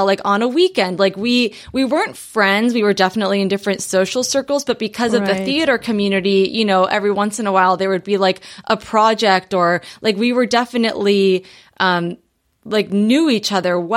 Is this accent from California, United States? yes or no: yes; Long Beach, California, United States; I grew up in Southern California in Long Beach, and I went to high school at Los Alamitos High